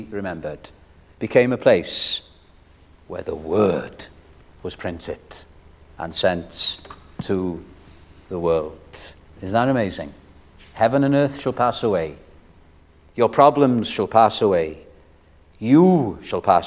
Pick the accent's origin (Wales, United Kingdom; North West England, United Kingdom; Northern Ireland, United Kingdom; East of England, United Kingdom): Wales, United Kingdom; I'm a Welshman